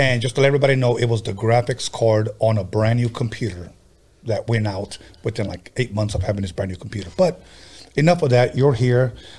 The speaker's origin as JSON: {"language": "English", "town": "Los Angeles", "region": "California", "country": "United States", "tie": "born or raised there", "also_born_or_lived": "Compton, California", "said": "I was 9 years old. We came from Compton to Wilmington. So I've been here since I've been in second grade."}